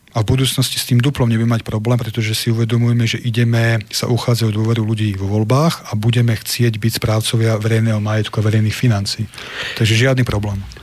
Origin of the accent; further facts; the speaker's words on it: Nitra, Nitra Region, Slovakia; u nás v Nitre na Chrenovej